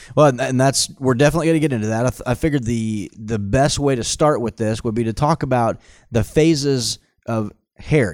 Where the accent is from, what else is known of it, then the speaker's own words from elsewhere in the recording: Tulsa, Oklahoma, United States; born and raised in Tulsa